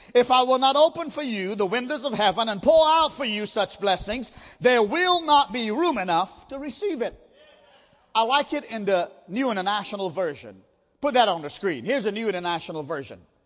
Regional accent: India; I'm an Indian

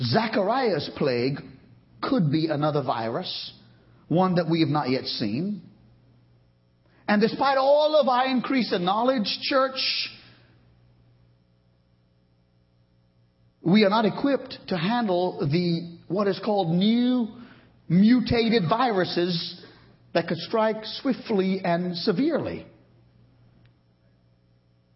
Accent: United States; I'm an American

